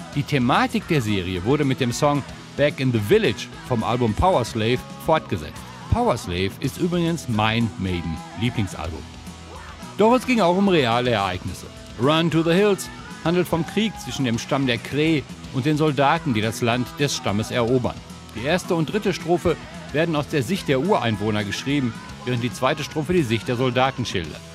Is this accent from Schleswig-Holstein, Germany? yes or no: no; Dortmund, North Rhine-Westphalia, Germany; Ich komme aus Dortmund